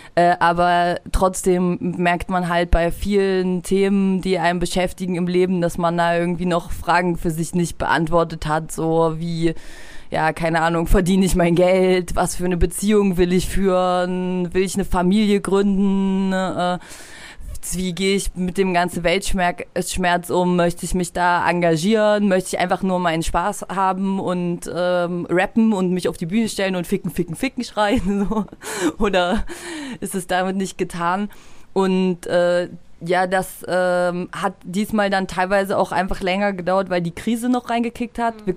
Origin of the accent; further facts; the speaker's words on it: Halle, Saxony-Anhalt, Germany; moved away as an adult; also born or lived in Leipzig; wo ich zum ersten Mal aus Halle, wo ich geboren bin und herkomme, hergezogen bin nach Leipzig